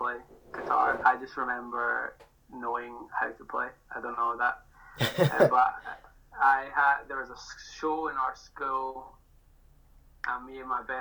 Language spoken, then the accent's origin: English; Glasgow, Scotland, United Kingdom; I am from Glasgow in Scotland. I'm a musician based in Glasgow